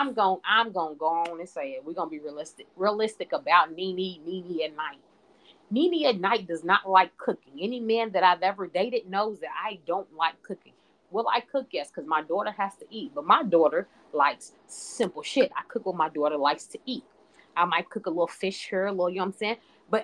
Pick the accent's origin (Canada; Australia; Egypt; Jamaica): Jamaica; I'm a Jamaican in these streets, so I hustle hard.